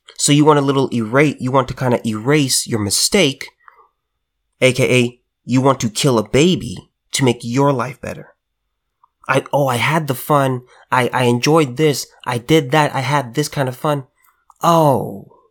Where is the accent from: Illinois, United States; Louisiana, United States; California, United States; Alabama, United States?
California, United States; as a California native, I just gotta say this. There will always be, there will always be a piece of California within me. Born, raised, lived here